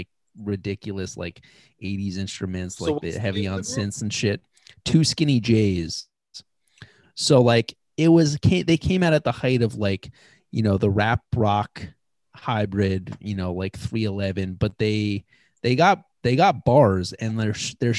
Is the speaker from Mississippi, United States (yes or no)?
no; Ridgefield, Connecticut, United States; 20 years in Ridgefield, born and raised in Ridgefield